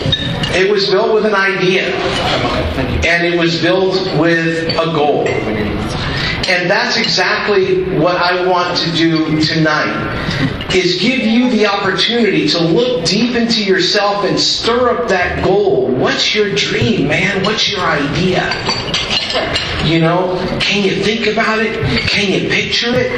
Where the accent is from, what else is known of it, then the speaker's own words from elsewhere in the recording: Miami, Florida, United States; I'm Cuban. I speak fluent Spanish, and I was actually raised in Miami.